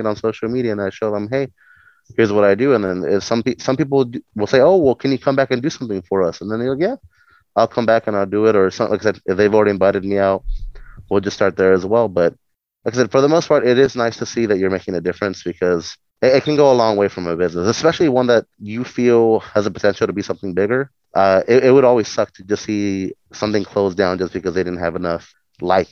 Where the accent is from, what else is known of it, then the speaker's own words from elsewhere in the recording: Mexico; moved away; I come from Mexico, so like I've had the immigrant life and everything